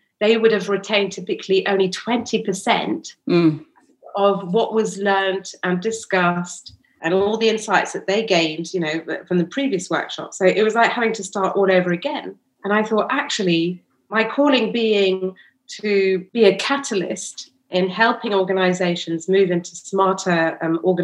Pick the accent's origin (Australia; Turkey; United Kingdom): United Kingdom; London; We were born and bred in London